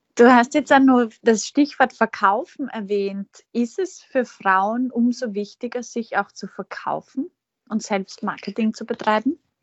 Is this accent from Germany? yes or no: no; Feldbach, Styria, Austria; wir beide in Feldbach geboren